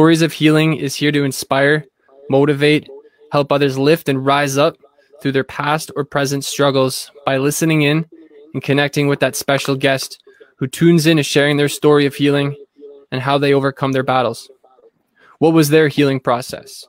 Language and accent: English; Thunder Bay, Ontario, Canada; now in Ottawa, Canada; I'm from Thunder Bay, like northwestern Ontario area.